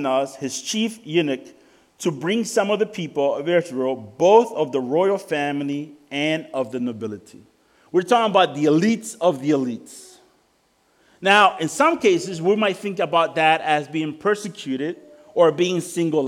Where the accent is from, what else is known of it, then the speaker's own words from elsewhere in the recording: El Salvador; moved away; I come from El Salvador.